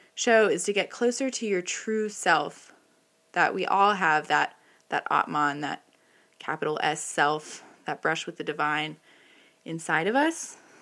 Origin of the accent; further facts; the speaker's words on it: the Bible Belt, the South, United States; I grew up in the Bible Belt with a father in recovery